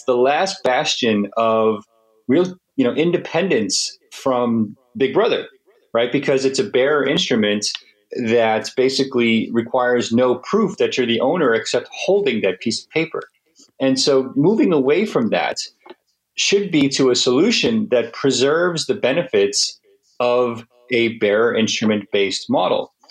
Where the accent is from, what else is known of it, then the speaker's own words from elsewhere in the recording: United States; as an American